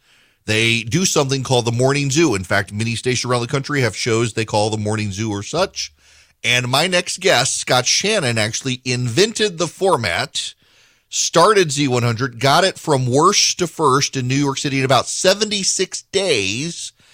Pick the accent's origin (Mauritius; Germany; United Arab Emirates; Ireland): United Arab Emirates; Dubai; As you are aware, I grew up in Dubai.